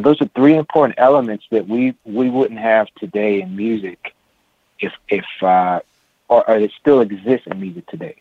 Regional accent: San Francisco, California, United States; I was uh, born and raised in San Francisco, California, uh, in the Haight Ashbury district

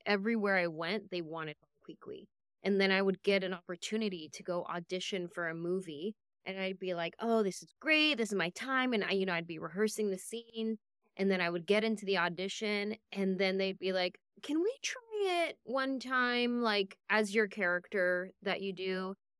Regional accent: San Jose, California, United States; I grew up in San Jose

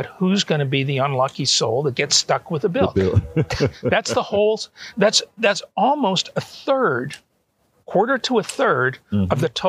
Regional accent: Canada; also born or lived in Auburn, Alabama, United States / Atlanta, United States; now in Toronto, Canada; both my wife and I are Canadian citizens, natives. We were born there.

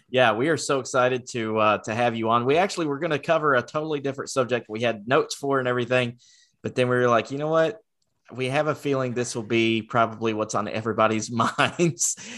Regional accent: Rockwell, North Carolina, United States; born or raised there

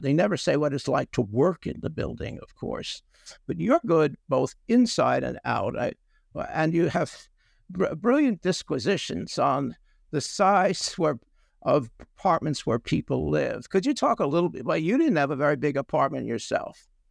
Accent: New York City, New York, United States; us, the New Yorker

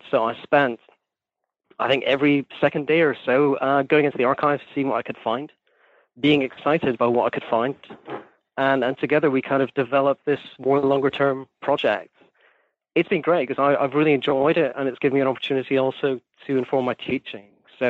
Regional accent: Scotland, United Kingdom; I'm Scottish, I should probably say, because I know sometimes my students do not know. I do not work out where my accent comes from.

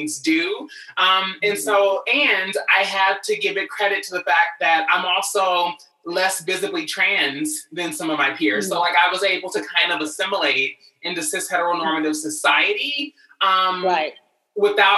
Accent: Louisville, Kentucky, United States; moved away as an adult; now in Los Angeles, United States; I'm originally from Louisville, Kentucky, moved out here to LA at 19 years old

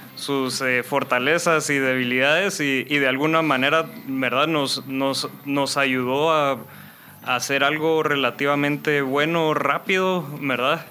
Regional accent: Guatemala; also born or lived in North Carolina, United States / England; yo soy Chapín, aquí crecí

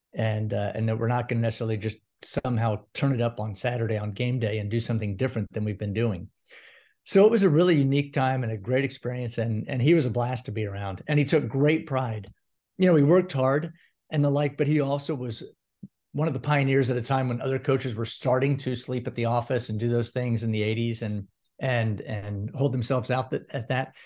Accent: Gainesville, Florida, United States; also born or lived in St. Petersburg, Florida; I grew up in Gainesville, huge Gator fan

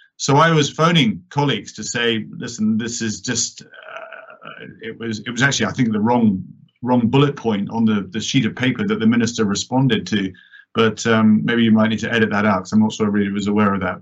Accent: New York, United States; moved away; I was born in New York, I'm a dual national

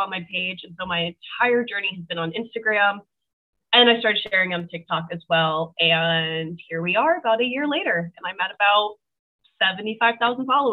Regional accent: Cape Cod, Massachusetts, United States; moved away as an adult; also born or lived in South Carolina; I'm originally from Massachusetts. I'm from the Cape

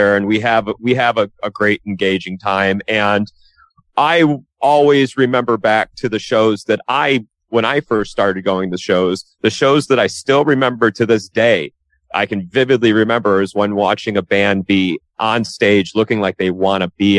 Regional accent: Detroit, Michigan, United States; I grew up in Metro Detroit

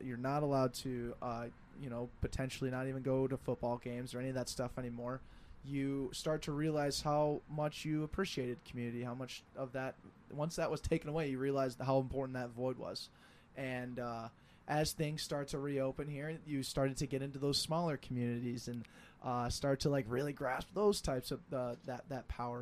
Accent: Denver, Colorado, United States; moved away as an adult; now in Twin Cities, United States; I'm from Denver

